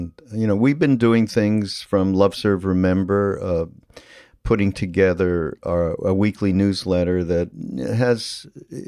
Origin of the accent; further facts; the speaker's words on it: Canada; I have a little bit of a different background because I'm from Canada, which is it is different than growing up in the United States to some degree